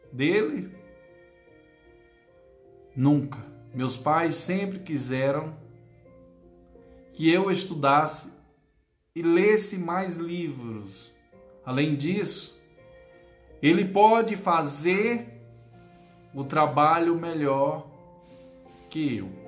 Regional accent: Northeast Region, Brazil; É como diz o nordestino, né? Eu, que sou nordestino com maior orgulho, né?

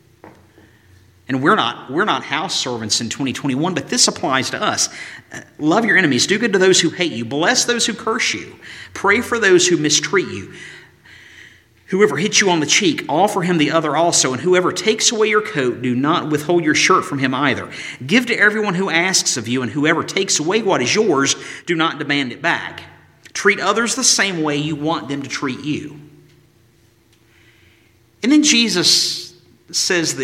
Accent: Galax, Virginia, United States; moved away; Years ago when I would drive home from college in Tennessee, that final stretch from Withville, Virginia to Galax, Virginia, 35-mile stretch

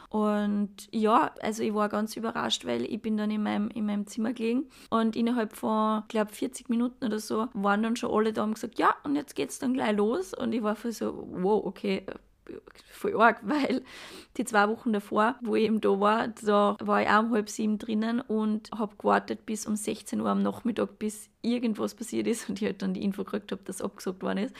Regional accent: Graz, Styria, Austria; komme ich aus Graz

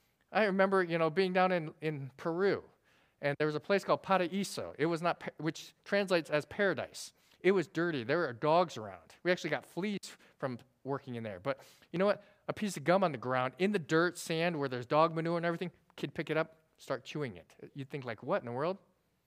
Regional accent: South Korea; born there; Now, I was born in Korea, and if you know me, I'm kind of serious.

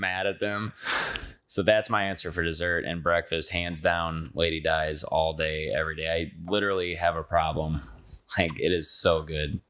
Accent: Belleville, Illinois, United States; also born or lived in O'Fallon; now in Saint Charles, United States; I'm from Belleville, Illinois. I grew up on the east end of Belleville

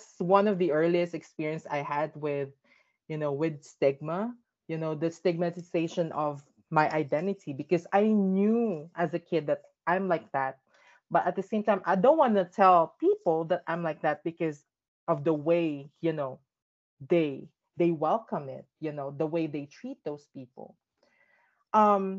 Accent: Philippines; growing up in the Philippines as a trans kid

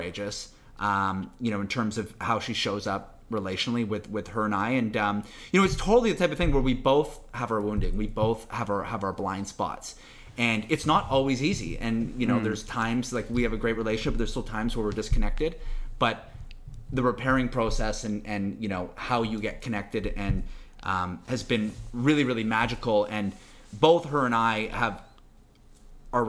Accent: Vancouver, British Columbia, Canada; also born or lived in Toronto; I'm born and raised in Vancouver

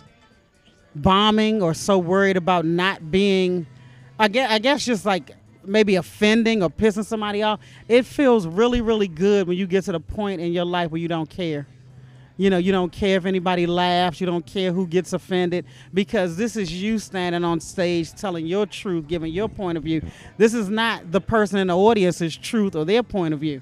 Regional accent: Maryland, United States; now in Los Angeles, United States; I am from Maryland, right outside of Washington, D.C.

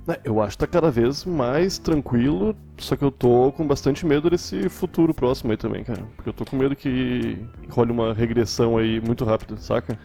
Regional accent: Porto Alegre, Rio Grande do Sul, Brazil; also born or lived in Cachoeirinha; Eu sou de Porto Alegre, nascido e morando atualmente.

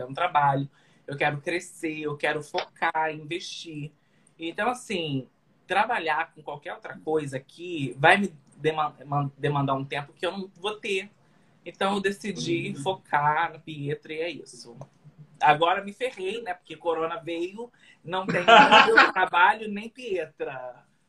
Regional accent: Rio de Janeiro, Brazil; moved away as an adult; now in New York, United States; lá no Rio de Janeiro, sou do Rio

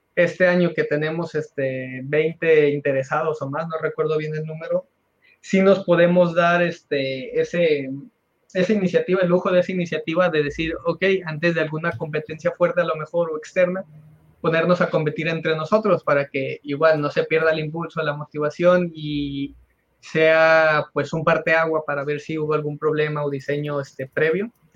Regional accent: Nayarit, Mexico; also born or lived in Puerto Vallarta, Jalisco; now in Jalisco, Mexico; Yo soy originario de Nayarit

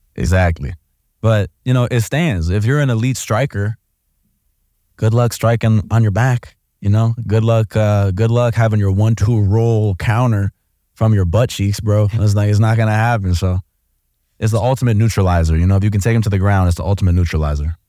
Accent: Oak Park, Illinois, United States; moved away as an adult; also born or lived in Columbus, Ohio; I grew up in an area of Chicago called Oak Park, so it's the first suburb off

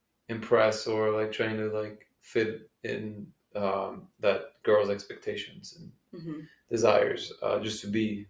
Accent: Belgium; moved away; also born or lived in California; I'm from Belgium

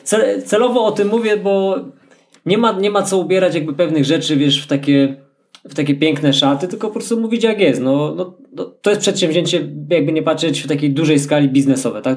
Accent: Bieszczady, Subcarpathian Voivodeship, Poland; moved away; my jesteśmy, no, autochtonami w pewnym sensie. No, ja takim, który z, już wyemigrował stamtąd, no, ale tam się urodziłem

